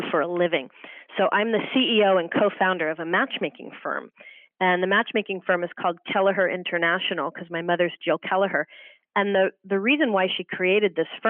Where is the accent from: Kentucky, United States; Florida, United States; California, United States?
California, United States; Marin County; moved away; also born or lived in Los Angeles; I was born and raised in Marin County, which is kind of on the water there, Sausalito and Tiburon